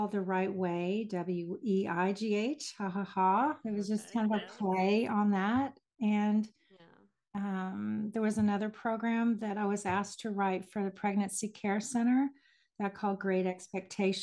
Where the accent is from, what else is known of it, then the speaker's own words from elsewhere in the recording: Houston, Texas, United States; moved away as an adult; also born or lived in Hickory, North Carolina; I was raised in Houston, Texas, and I will always be a Texas girl